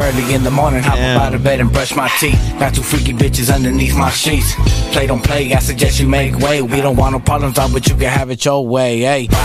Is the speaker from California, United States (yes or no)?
yes; Victorville, California, United States; first language Spanish; English is a second language; I still live in my hometown